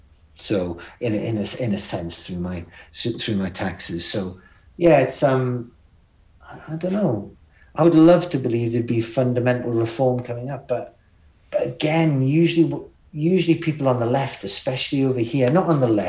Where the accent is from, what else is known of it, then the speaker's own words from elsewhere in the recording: Newcastle upon Tyne, North East England, United Kingdom; I was from Newcastle